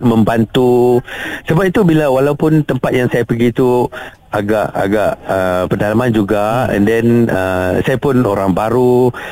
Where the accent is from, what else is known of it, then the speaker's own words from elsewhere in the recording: Kedah, Malaysia; moved away as an adult; also born or lived in Lahad Datu, Sabah; now in Kota Kinabalu, Malaysia; saya berasal dari Kedah